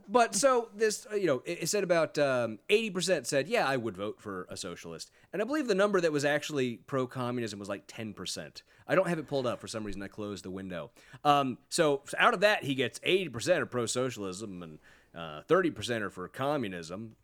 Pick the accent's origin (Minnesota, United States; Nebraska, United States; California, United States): California, United States; Sacramento; I grew up in California